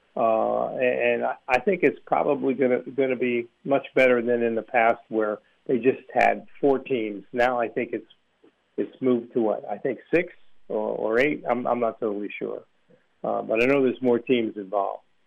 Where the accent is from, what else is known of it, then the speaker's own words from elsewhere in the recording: Villanova, Pennsylvania, United States; that's my hometown. Uh, you know, I used to go to Villanova football games as a kid